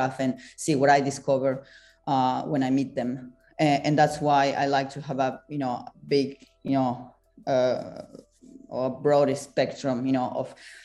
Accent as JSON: {"language": "English", "country": "Argentina", "tie": "born or raised there", "also_born_or_lived": "France / Rome, Italy", "moved": "as an adult", "lives_now": "London, United Kingdom", "said": "I was born and raised in Argentina, but I've been in Europe for half of my life, pretty much"}